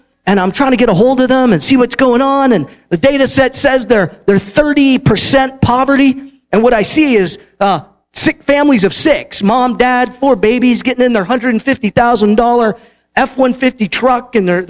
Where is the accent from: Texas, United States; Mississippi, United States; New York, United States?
Texas, United States; Houston; I'm from Houston, Texas. I'm like, I thought we did big.